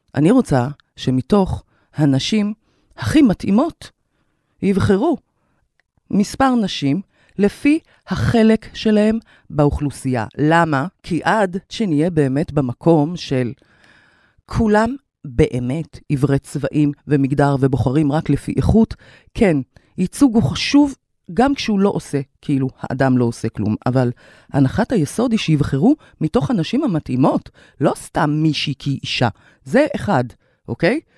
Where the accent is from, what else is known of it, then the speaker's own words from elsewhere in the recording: Kiryat Ata, Haifa District, Israel; moved away as an adult; also born or lived in Tel Aviv; נולדתי בקריית אתא, להורים יוצאי מרוקו, שם גם גדלתי